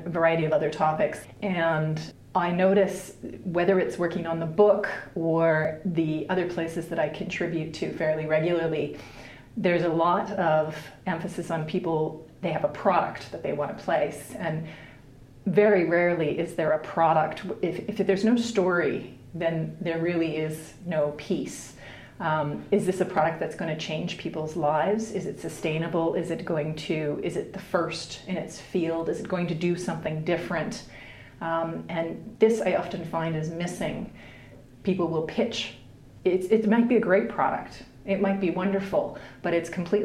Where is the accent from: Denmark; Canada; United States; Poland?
Canada; also born or lived in United Kingdom / New Zealand; now in Helsinki, Finland; I grew up in Canada and have lived in the UK and New Zealand, and I'm currently based in Helsinki